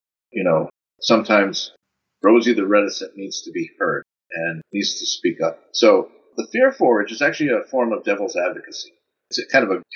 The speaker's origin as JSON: {"language": "English", "country": "United States", "also_born_or_lived": "Netherlands", "said": "As an American"}